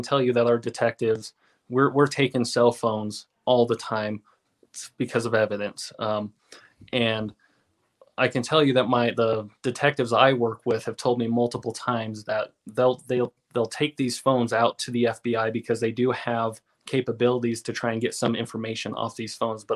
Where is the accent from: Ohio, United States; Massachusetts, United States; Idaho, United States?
Idaho, United States; Southeast; moved away; I grew up in Southeast Idaho, and we also have a reservation in that area where I grew up